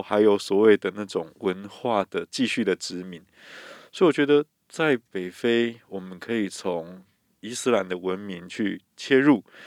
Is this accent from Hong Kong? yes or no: no; Taiwan; 我们台湾人